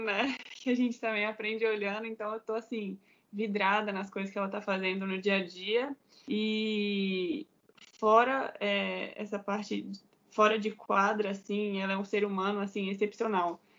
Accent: Belo Horizonte, Minas Gerais, Brazil; now in Barueri, Brazil; sou mineira de Belo Horizonte, Belo Horizonte. Comecei jogando no Minas Tênis Clube

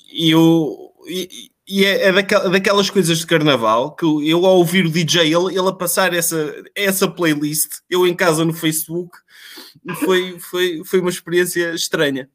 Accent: Ovar, Aveiro District, Portugal; nós somos de Alvar

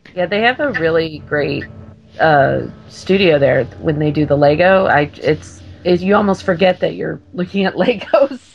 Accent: Orange County, California, United States; moved away; I grew up in Orange County, so I'm a big Disneyland girl

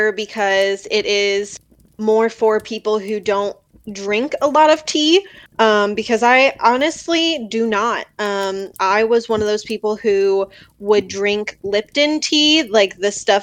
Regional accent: Pennsylvania, United States; I am from the East Coast, Pennsylvania

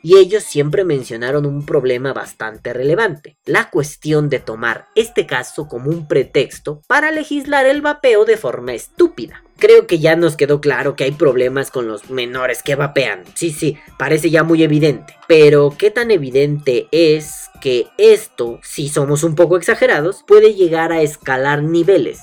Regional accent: Mexico; como mexicanos

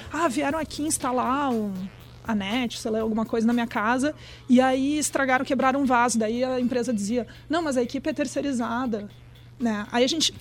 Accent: Brazil; eu sou brasileira

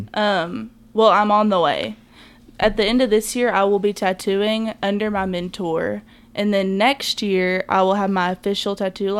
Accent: Lebanon, Tennessee, United States; I'm from Lebanon, like I can't hate country music because I listened to a lot of it growing up

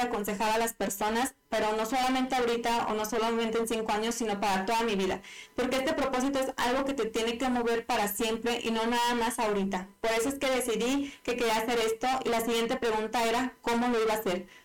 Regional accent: Mexico; yo que soy mexicana

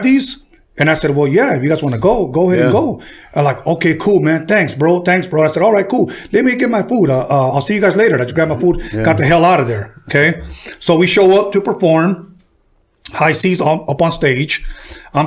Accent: Los Angeles, California, United States; I'm from L.A.

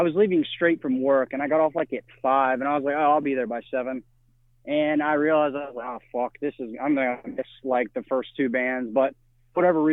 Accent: Mobile, Alabama, United States; moved away as an adult; also born or lived in Nashville, Tennessee; now in Pensacola, United States; I grew up in Mobile, Alabama

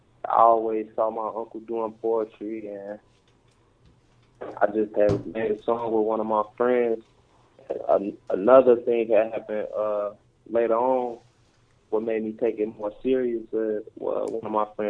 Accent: Chicago, Illinois, United States; I'm from Inglewood, Chicago

